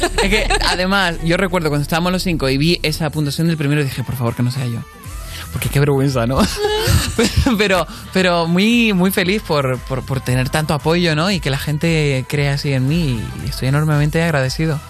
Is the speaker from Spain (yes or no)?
yes; Canary Islands, Spain; soy de Canarias